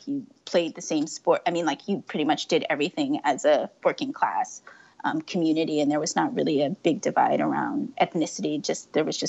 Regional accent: San Francisco, California, United States; I am born and raised San Francisco.

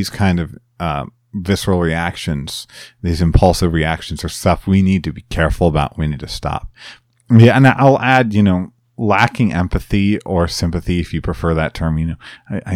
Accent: Chicago, Illinois, United States; I'm from Chicagoland

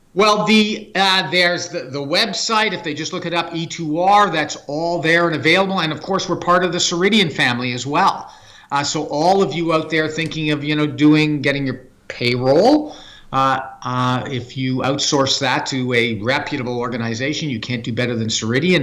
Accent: Canada; I'm a Canadian human resources leader

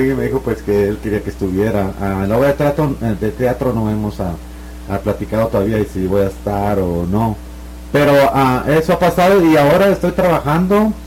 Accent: Morazán, El Progreso, Guatemala; moved away; En, Morazán, de, cerca de la aldea donde yo nací

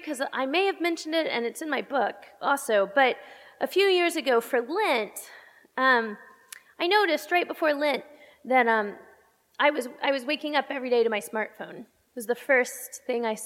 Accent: Texas, United States; now in Pittsburgh, United States; I'm from Texas, and so I call myself a Texile because I'm an exile from Texas. And I get homesick.

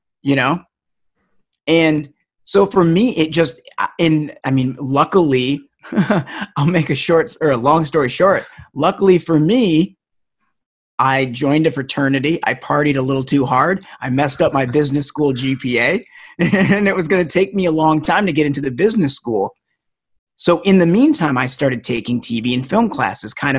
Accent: Detroit, Michigan, United States; growing up in Detroit

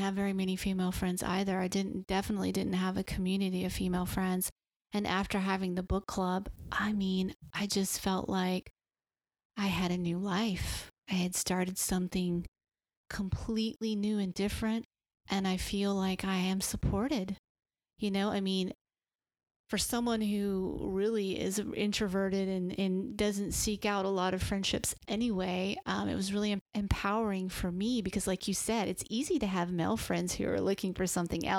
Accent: the South, United States; growing up in the South

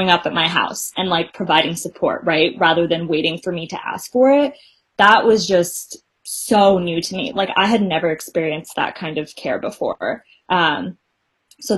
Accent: Bay Area, California, United States; being someone who was raised in the Bay Area

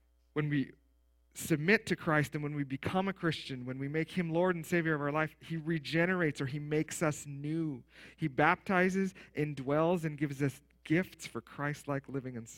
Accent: Steinbach, Manitoba, Canada; I grew up in Steinbach, right, the Mennonite Mecca of the world

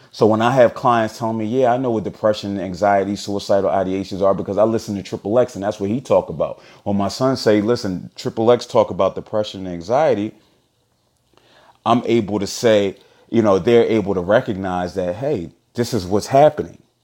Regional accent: Philadelphia, Pennsylvania, United States; from Philly

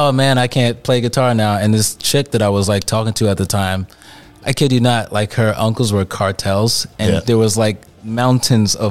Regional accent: New York City, New York, United States; I'm from Brooklyn. I'm born and raised in Brooklyn. Okay. I'm from Bed-Stuy

